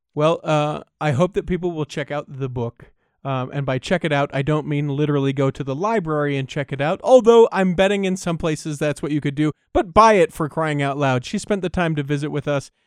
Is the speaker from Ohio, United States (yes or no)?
no; Utah, United States; I was born and raised in Utah